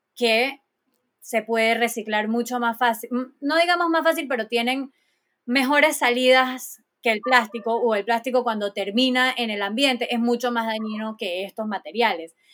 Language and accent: Spanish; Panama; todos somos panameños, todos tenemos que cuidar de nuestro bello y hermoso país